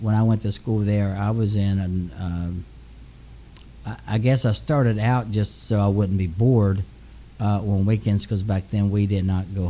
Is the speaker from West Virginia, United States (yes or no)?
yes; Beckley, West Virginia, United States; I do have a main office in my hometown of Beckley, West Virginia.